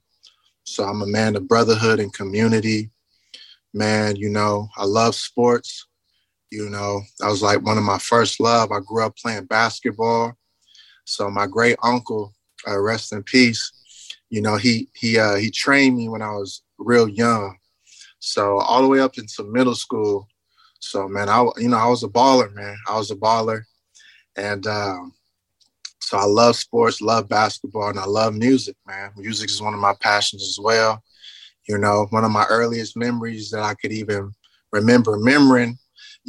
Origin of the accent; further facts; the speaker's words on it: Richmond, California, United States; moved away as an adult; now in Houston, United States; I'm a young man out of California, Northern California, Richmond, California, to be exact, rich city. I got a lot of Richmond pride